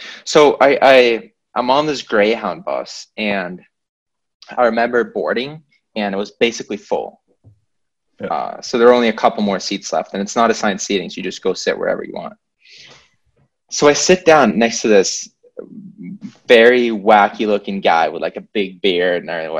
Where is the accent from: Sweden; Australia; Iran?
Sweden; moved away as an adult; also born or lived in Vermont; now in Canada; I'm from Sweden. I go to school here in Vermont